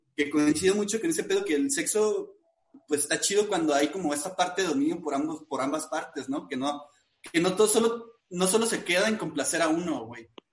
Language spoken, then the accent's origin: Spanish; northern Mexico, Mexico; como buen norteño